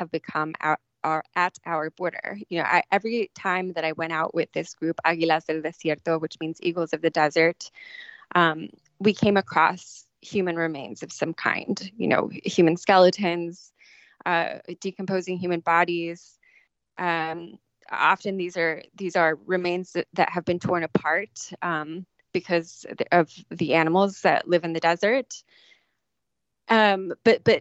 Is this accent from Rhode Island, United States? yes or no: no; San Diego, California, United States; where I was growing up in San Diego